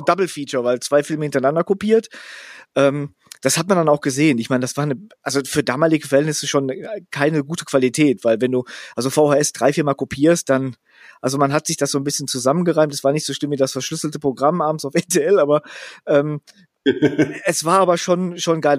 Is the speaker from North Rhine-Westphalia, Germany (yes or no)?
yes; Gelsenkirchen, North Rhine-Westphalia, Germany; ich bin ja aufgewachsen in Schaffrath. Das ist so ein Vorort von einem Vorort von Buhr, was ein Teil von Gelsenkirchen ist.